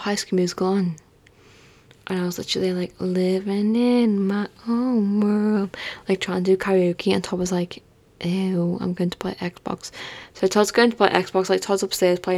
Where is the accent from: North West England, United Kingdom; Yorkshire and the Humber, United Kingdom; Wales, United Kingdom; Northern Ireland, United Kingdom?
North West England, United Kingdom; Liverpool; I'm from Liverpool